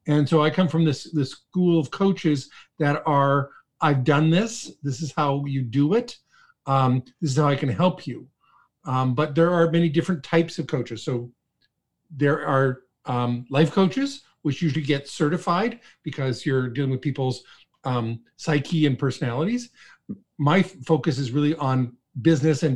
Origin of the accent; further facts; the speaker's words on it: Toronto, Ontario, Canada; also born or lived in Calgary, Alberta / Ottawa; I was born and raised in Toronto